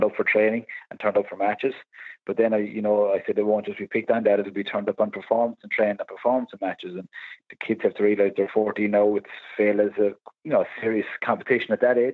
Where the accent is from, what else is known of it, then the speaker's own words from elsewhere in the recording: Limerick, Munster, Ireland; I'm from the Pearshig. I live close to the Pearshig